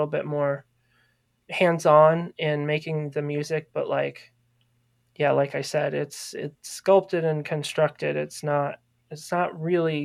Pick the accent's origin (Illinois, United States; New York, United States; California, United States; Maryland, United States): Maryland, United States; moved away as an adult; I grew up in Maryland. I didn't move here until 2012. So I spent a good 27 years in Maryland